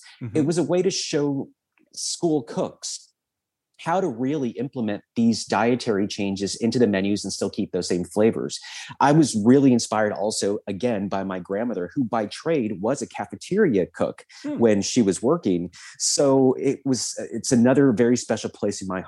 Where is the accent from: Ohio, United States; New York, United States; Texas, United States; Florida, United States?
Texas, United States; South; I was very typical obese kid growing up in South Texas